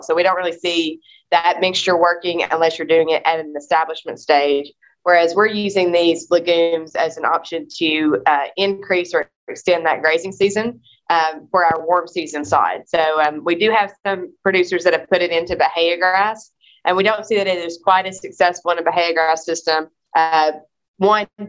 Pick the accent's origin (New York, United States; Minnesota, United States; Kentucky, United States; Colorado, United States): Kentucky, United States; moved away; I grew up in Kentucky